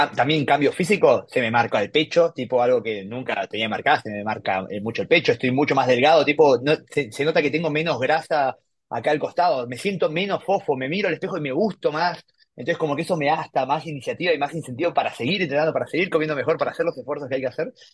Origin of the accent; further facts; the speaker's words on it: Buenos Aires, Argentina; soy de Buenos Aires